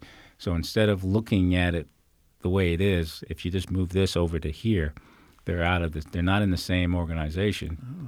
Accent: New York area, United States; now in Fairfax County, United States; I'm from New York area.

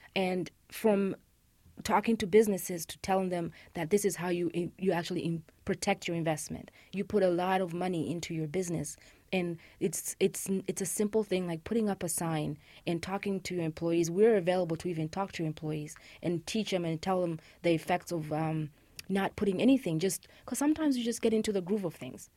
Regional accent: Uganda; moved away as an adult; also born or lived in Rwanda; Uganda, which is actually my home country

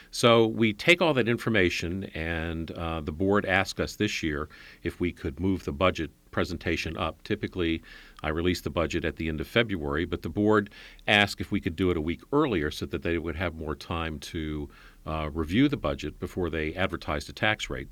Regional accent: Alexandria, Virginia, United States; I grew up in Alexandria.

